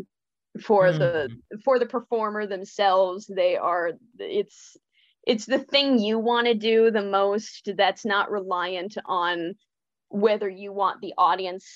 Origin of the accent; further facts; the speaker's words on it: Illinois, United States; I was raised LDS in Illinois